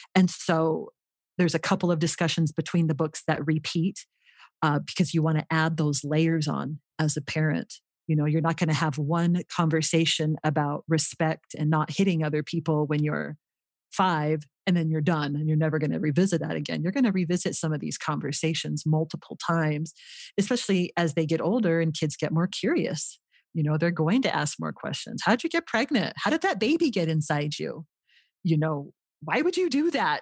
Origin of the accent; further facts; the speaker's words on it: Los Angeles, California, United States; moved away as an adult; also born or lived in Utah; now in Rio Rancho, United States; I grew up in the Los Angeles area in California